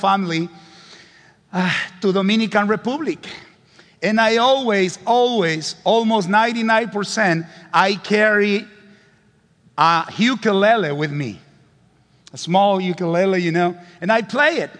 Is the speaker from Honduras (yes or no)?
yes; Honduras; English is a second language; I am from Honduras, considered one of the poorest countries in the world.